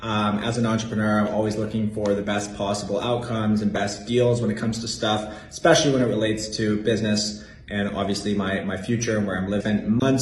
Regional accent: Canada; now in New York City, United States; I'm a Canadian entrepreneur currently living in New York City

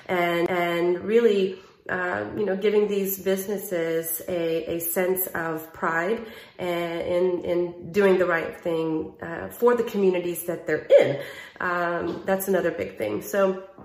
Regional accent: Southeast Texas, United States; I am from the Southeast portion of the state of Texas, which is along the Louisiana border and the Gulf Coast

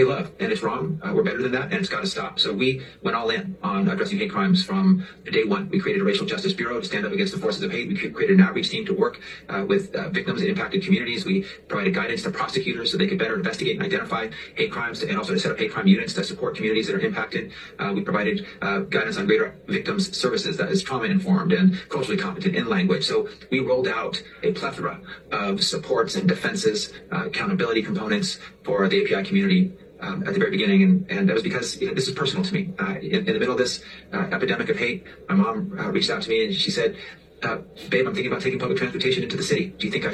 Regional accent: California, United States; growing up in America, in California, as a Filipino American

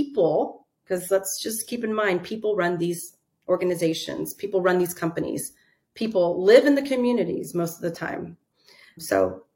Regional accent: Southeast Texas, United States; I was born and raised in Southeast Texas

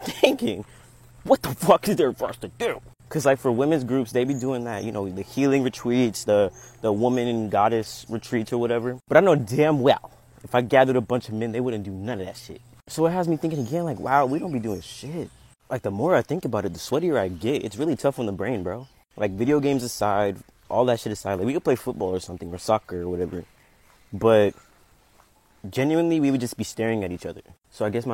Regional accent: United States; moved away as an adult; now in Costa Rica; I moved to Costa Rica on some Sagittarius shit. And with that, I'm from America.

